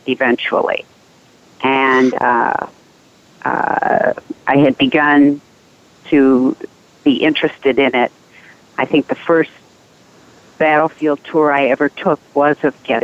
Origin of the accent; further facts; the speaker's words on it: Guam; now in Washington, United States; I was born on Guam